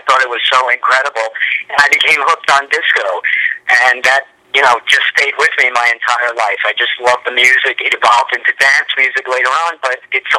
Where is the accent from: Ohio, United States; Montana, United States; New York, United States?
New York, United States; Long Island; I grew up on Long Island, mm-hmm. and I've been living in New York my whole life.